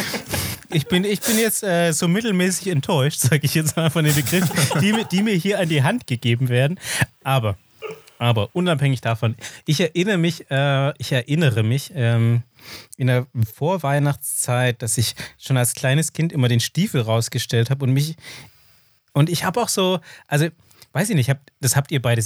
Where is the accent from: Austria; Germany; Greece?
Austria; accent: klassischer österreichischer Akzent (Austrian); meinen klassischen österreichischen Akzent